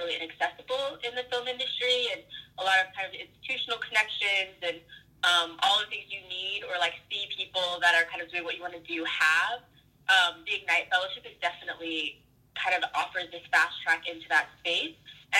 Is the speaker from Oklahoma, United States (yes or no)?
yes; Oklahoma, United States; moved away as an adult; also born or lived in Ithaca, New York; now in Brooklyn, United States; I grew up in Oklahoma